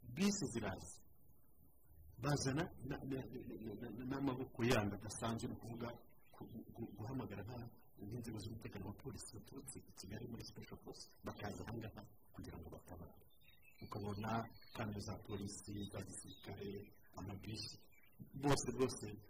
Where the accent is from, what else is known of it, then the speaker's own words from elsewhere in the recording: Rwanda; umuco wacu nk'abanyarwanda